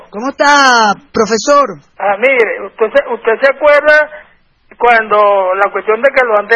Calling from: Santa Teresa, Miranda, Venezuela; Soy el de de Santa Teresa. Estoy eh, del municipio de Independencia.

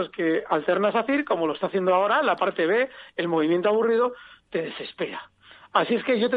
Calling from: Logroño, La Rioja, Spain; Hola, buenas … de Logroño.

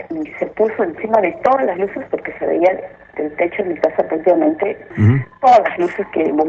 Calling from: Breña, Lima, Peru; De Breña.

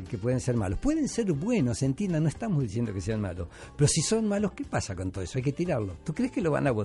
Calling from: San Juan de Miraflores, Lima, Peru; de San Juan de Miraflores.

